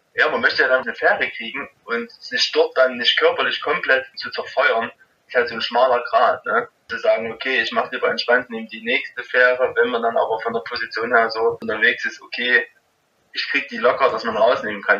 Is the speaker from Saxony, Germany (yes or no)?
yes; Rochlitz, Saxony, Germany; bei mir in Rochlitz durch meine Heimatstadt, wo ich eigentlich herkomme